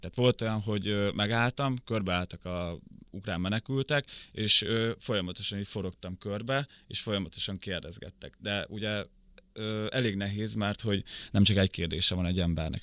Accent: Szabolcs-Szatmár-Bereg, Hungary; first language Ukrainian; also born or lived in Rakhiv, Zakarpattia, Ukraine; now in Budapest, Hungary; 98-ba jöttünk át Magyarországra, akkor hat és fél éves voltam, akkor a szülőkkel átköltöztünk Szabolcs megyébe.

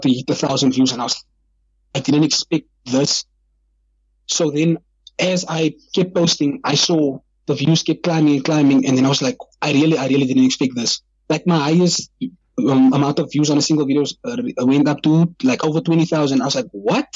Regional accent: Kraaifontein, Western Cape, South Africa; I am from Kraaifontein, and I'm, like, proud of it

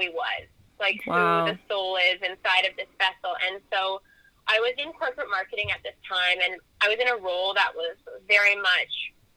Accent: Canada; I am Canadian

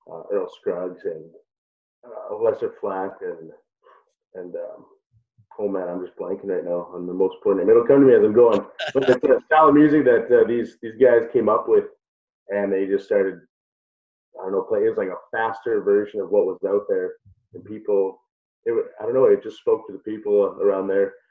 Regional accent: Prince Albert, Saskatchewan, Canada; actually from Prince Albert.

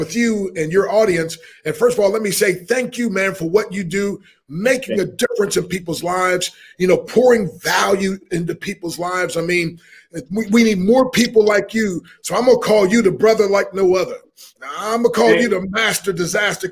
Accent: Harrisburg, Pennsylvania, United States; I grew up in Harrisburg, Pennsylvania

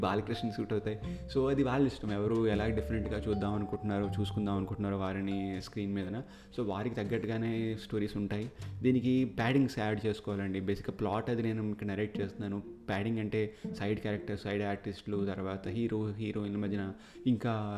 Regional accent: India; moved away as an adult; now in Canada; మేమిద్దరం ఇండియాలో పుట్టి పెరిగాం కాబట్టి అక్కడే మేము ఆ స్కూలింగ్ అంతా అయ్యింది

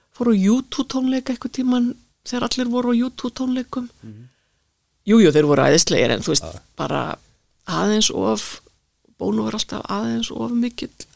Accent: Reykjavík, Capital Region, Iceland; moved away as an adult; now in Garðabær, Iceland; ég fættu uppalinn í Reykjavík austurbæingur

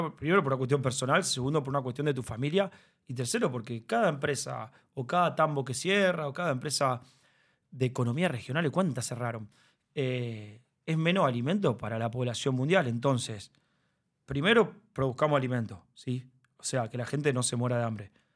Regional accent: Rosario, Santa Fe, Argentina; yo nací en Rosario

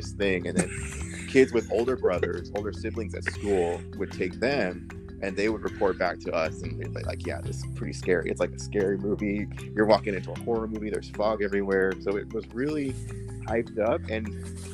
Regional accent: Anaheim, California, United States; I grew up here in Anaheim, California.

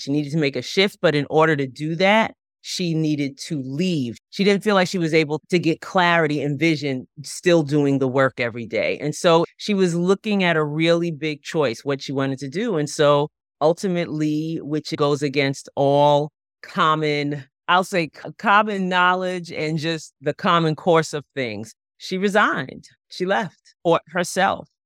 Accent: Long Island, New York, United States; moved away; also born or lived in Chesapeake Bay area; I grew up on Long Island, right, so all, I grew up ten, fifteen minutes from the beach, that was my whole life.

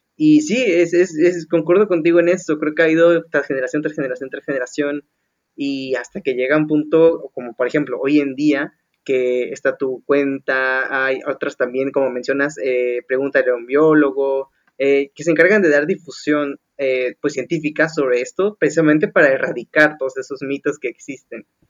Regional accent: Veracruz, Mexico; Yo como jarocho veracruzano

